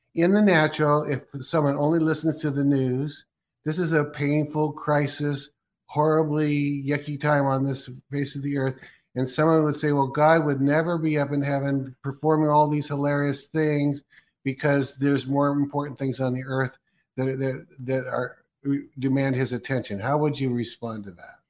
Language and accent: English; Oregon, United States; also born or lived in California; I was born in Oregon and I'm in Oregon now